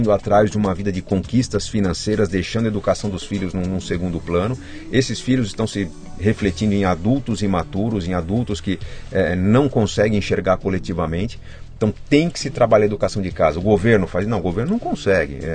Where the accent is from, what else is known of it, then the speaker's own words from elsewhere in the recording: São Paulo, Brazil; also born or lived in Caxias do Sul, Rio Grande do Sul; Meu pai trabalhou um tempo lá e foi onde eu nasci. Sempre cresci em São Paulo